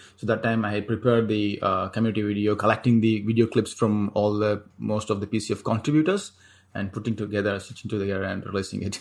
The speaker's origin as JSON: {"language": "English", "town": "Chennai", "region": "Tamil Nadu", "country": "India", "tie": "born or raised there", "moved": "as an adult", "lives_now": "Singapore", "said": "Chennai, uh, back in my hometown"}